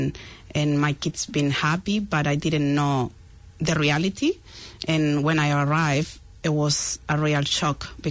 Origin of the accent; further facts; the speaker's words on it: Chile; English is a second language; moved away as an adult; now in New Zealand; I left Chile to another country where I had a few days to think about it, and I found the farthest country from Chile, and it was New Zealand.